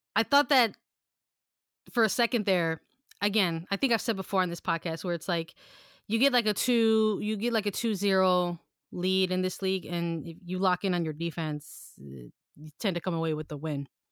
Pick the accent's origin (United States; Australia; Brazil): United States; Chicago, Illinois; we're from Chicago